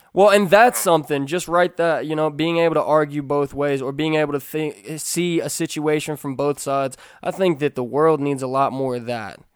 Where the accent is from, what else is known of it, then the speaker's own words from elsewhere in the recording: Kentucky, United States; I'm from Kentucky. I was raised around firearms, shooting rifles